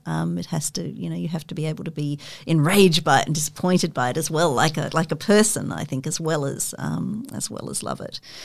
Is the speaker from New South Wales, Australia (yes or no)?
yes; Sydney, New South Wales, Australia; I grew up in Sydney in the sort of late sixties and, and, early seventies in in McMahon's Point